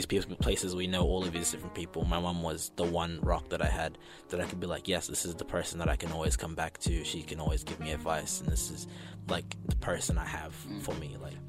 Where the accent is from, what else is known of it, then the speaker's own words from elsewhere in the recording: New Zealand; also born or lived in Zimbabwe; So I was born in Zim and then moved to New Zealand.